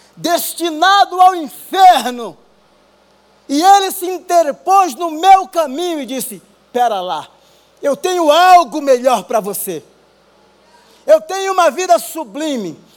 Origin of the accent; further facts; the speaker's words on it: Rio Grande do Norte, Brazil; moved away; also born or lived in São Paulo; sou lá do Rio Grande do Norte